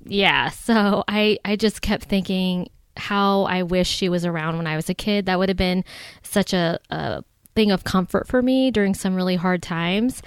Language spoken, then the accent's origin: English; Ohio, United States; now in Chicago, United States; I'm originally from Ohio